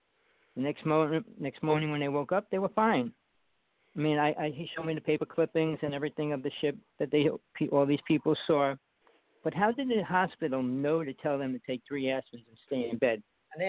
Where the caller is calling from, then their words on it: Big Island of Hawaii, United States; I'm calling from the Big Island of Hawaii.